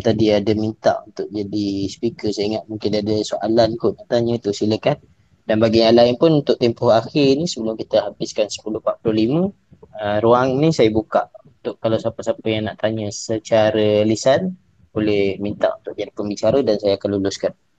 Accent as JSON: {"language": "Malay", "country": "Malaysia", "said": "kita sebagai rakyat Malaysia"}